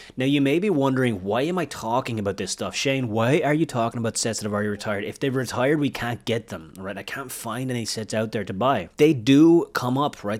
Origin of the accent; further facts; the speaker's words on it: Wexford, Leinster, Ireland; moved away; my hometown is a small little town in Ireland. It's called Wexford. It's in the southeast of Ireland. That's where my family lived. That's where I was, I was born.